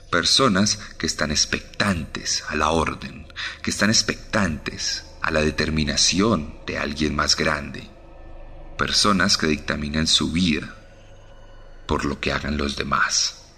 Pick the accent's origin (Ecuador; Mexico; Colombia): Colombia